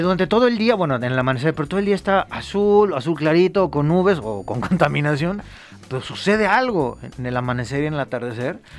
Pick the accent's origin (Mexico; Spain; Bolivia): Mexico; como somos los mexicanos